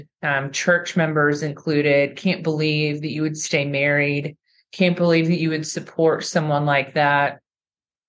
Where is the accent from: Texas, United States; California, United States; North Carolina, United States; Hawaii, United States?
California, United States; moved away; I was from California at the time